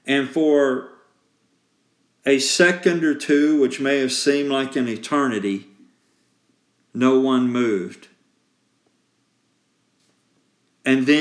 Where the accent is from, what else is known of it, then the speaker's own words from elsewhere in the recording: Columbus, Georgia, United States; I grew up in Columbus, Georgia